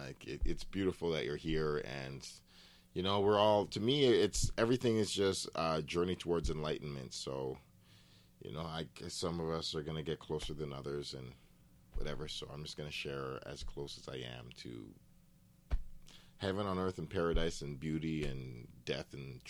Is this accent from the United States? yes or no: no; Edmonton, Alberta, Canada; also born or lived in Ottawa / Fort McMurray / Toronto; We were in many different cities. I grew up in Edmonton and Ottawa and Fort McMurray and Toronto.